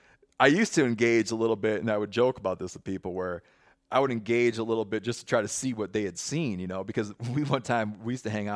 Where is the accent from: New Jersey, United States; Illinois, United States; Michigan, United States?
Michigan, United States; moved away; I didn't become cognizant of the divide until I grew, till I left where I grew up in Western Michigan.